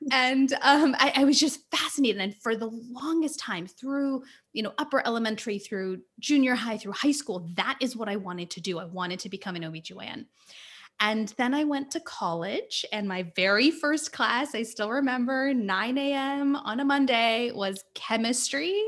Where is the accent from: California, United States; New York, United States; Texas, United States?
California, United States; So, I was born and raised in California, um, and my parents immigrated here from India.